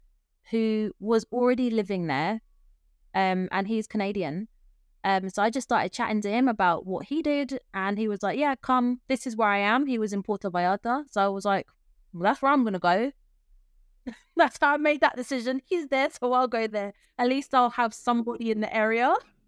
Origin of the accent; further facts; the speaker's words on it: London, United Kingdom; moved away as an adult; I am originally from London. That's where I was born. And I spent the first 33 years of my life in and around the UK